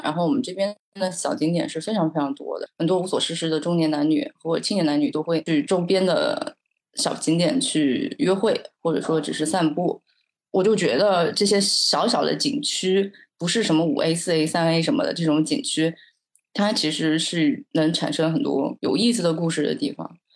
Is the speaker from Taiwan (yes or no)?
no; a small county town in Zhejiang, China; 我从小生长在一个小县城，就特别特别小的浙江的一个小县城，在我的那个县城，城市和自然是没有明显的分界线的。我觉得就是一个大号版的村镇，比如说当时我小时候就生活在河边